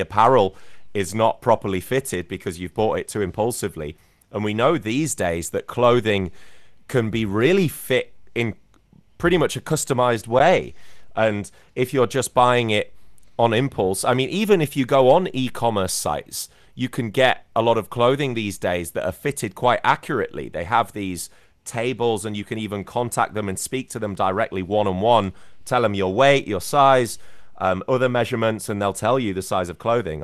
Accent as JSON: {"language": "English", "town": "Scarborough", "region": "Yorkshire and the Humber", "country": "United Kingdom", "tie": "born or raised there", "also_born_or_lived": "London", "moved": "as an adult", "lives_now": "China", "said": "my hometown team, which is Scarborough"}